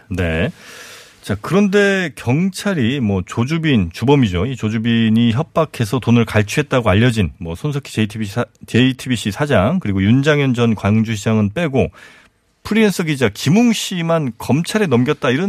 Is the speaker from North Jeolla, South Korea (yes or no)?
no; Daejeon, South Korea; 참고로 제가 그 대전 출신입니다.